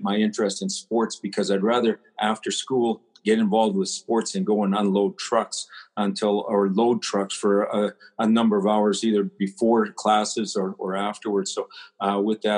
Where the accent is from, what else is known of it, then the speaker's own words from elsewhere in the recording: Prince Albert, Saskatchewan, Canada; I was brought up in Prince Albert